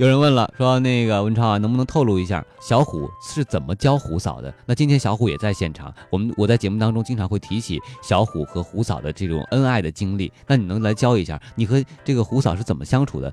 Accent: China; 我英文不好，我，你像我中国人不会说英文

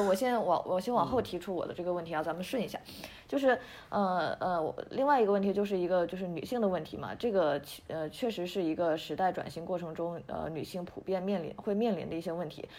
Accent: Shandong, China; 因为我是山东人嘛

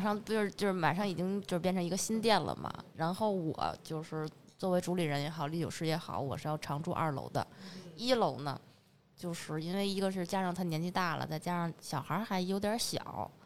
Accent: Northeast China, China; now in Beijing, China; 因为我东北人嘛

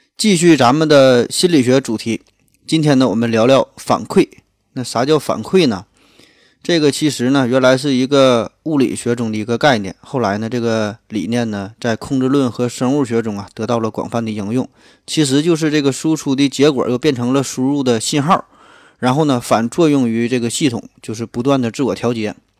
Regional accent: Northeast China, China; 半开不知道算不算咱们东北话

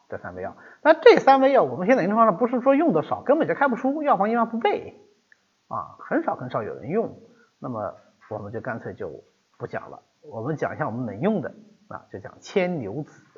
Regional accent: China; 我们中国人

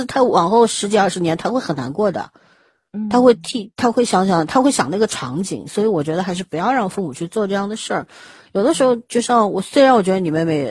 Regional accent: China; 毕竟我们是中国人嘛

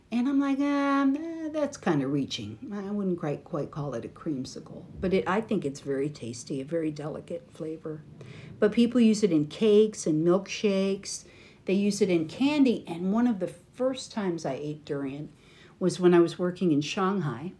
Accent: United States; from America

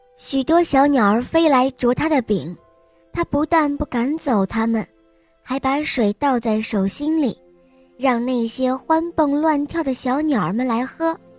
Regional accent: Xi'an, Shaanxi, China; 我五岁了，我来自西安

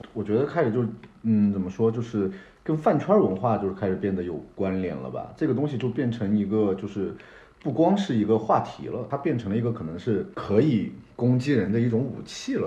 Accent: China; 大家作为中国人就是自信一点儿

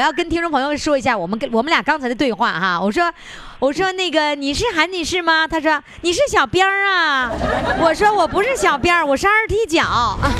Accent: Northeast China, China

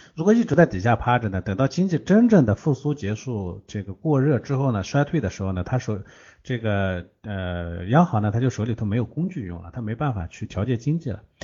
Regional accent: China; 我们中国人

